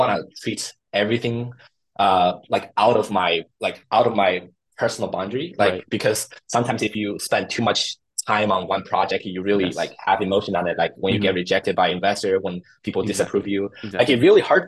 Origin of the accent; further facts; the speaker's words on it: China; English is a second language; moved away as an adult; now in United States; I grew up in China, and I was actually a first generation immigrant.